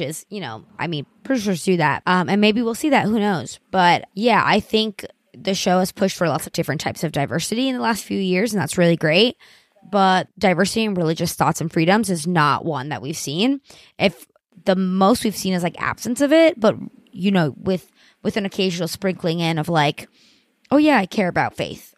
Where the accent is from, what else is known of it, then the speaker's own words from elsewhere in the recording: Colombia; now in New York, United States; I'm Hispanic. I'm from Colombia. Us Latinos, we're a very religious people.